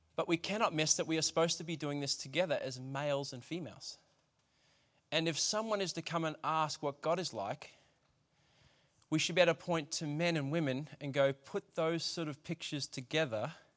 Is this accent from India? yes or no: no; Australia; As an Australian culture, we don't like being told what to do.